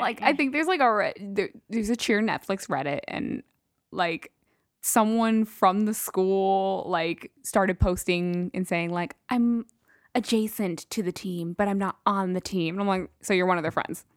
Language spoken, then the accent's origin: English; El Paso, Texas, United States; I'm from fucking Texas, so El Paso, Texas